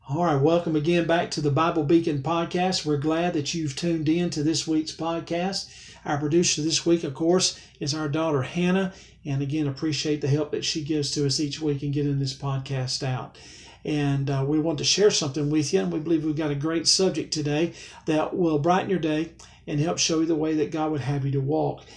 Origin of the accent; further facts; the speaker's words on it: Alabama, United States; I'm from Alabama